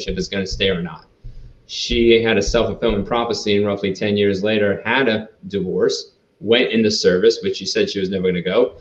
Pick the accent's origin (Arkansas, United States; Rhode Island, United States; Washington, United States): Rhode Island, United States; moved away as an adult; I grew up in Rhode Island. So I lived there for about 18 years.